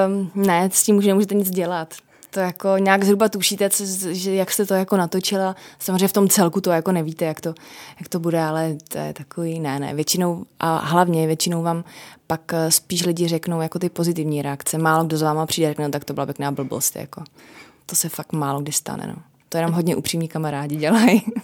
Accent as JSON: {"language": "Czech", "region": "Moravia", "country": "Czechia", "said": "pocházím z Moravy"}